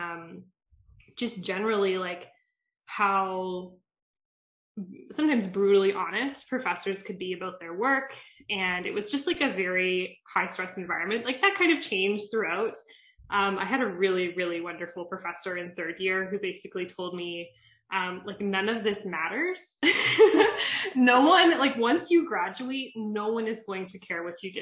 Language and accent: English; Calgary, Alberta, Canada; moved away as an adult; also born or lived in Toronto; So I'm from Calgary. I'm not from Toronto.